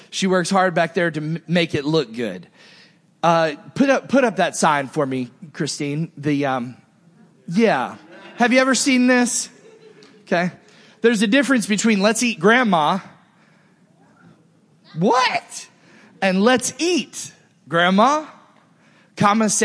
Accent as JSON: {"language": "English", "area": "Naples, Fort Myers", "region": "Southwest Florida", "country": "United States", "tie": "born or raised there", "said": "As I was growing up in Southwest Florida, Naples, Fort Myers, and the woods in between all that area"}